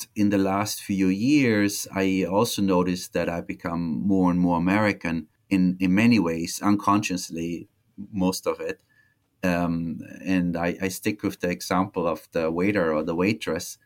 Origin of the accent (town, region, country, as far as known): Tyrol, Austria; moved away as an adult; also born or lived in Omaha, Nebraska, United States; now in Nebraska, United States